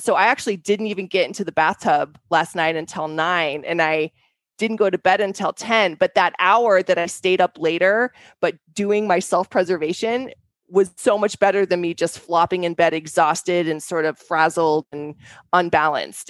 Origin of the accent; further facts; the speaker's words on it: Denver, Colorado, United States; we grew up in Denver